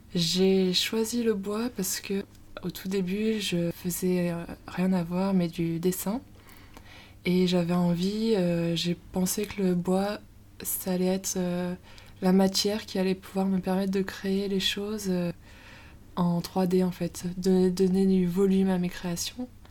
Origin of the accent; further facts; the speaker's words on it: Moidieu-Détourbe, Isère, Auvergne-Rhône-Alpes, France; moved away as an adult; now in Lyon, France; Je viens de Moidieu des Tournes, un petit village euh, en Isère. Et je suis à Lyon depuis.